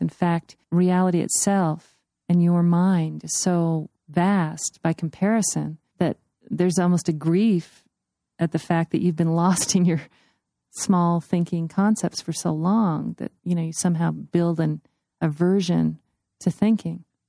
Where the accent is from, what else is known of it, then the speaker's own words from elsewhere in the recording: United States; I'm an American